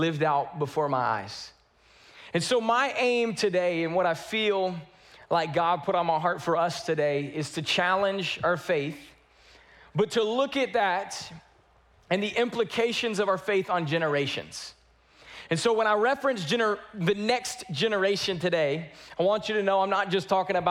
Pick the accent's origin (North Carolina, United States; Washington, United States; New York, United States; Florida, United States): North Carolina, United States; now in Houston, United States; I grew up in North Carolina.